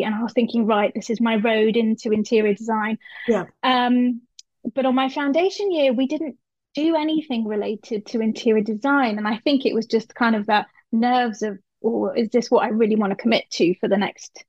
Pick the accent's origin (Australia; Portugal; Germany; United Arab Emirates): United Arab Emirates; Dubai; also born or lived in Cyprus; So I grew up in Dubai and Cyprus. So my secondary school years were in Cyprus.